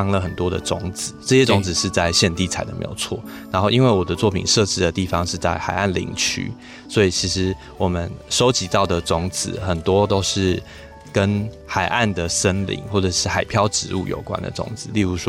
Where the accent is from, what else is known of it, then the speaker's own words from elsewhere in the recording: Pinglin, New Taipei, Taiwan; 那刚好这两年我在我的家乡就坪林执行的文化部的计划，其实就是在做水环境的议题